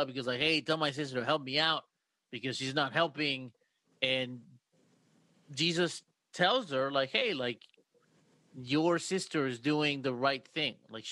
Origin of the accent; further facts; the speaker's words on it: Mexico; now in United States; I come from Mexico